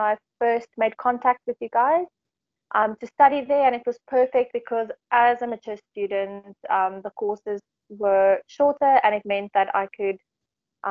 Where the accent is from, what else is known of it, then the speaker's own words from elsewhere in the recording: Johannesburg, Gauteng, South Africa; moved away as an adult; also born or lived in Dubai / England; So I'm from South Africa. I'm from Johannesburg, more specifically, and I decided to move to Dubai when I was 22.